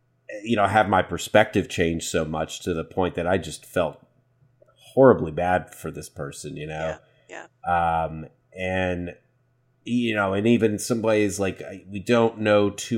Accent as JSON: {"language": "English", "town": "Waco", "region": "Texas", "country": "United States", "said": "Fun fact, I'm from Waco. I was born in Waco."}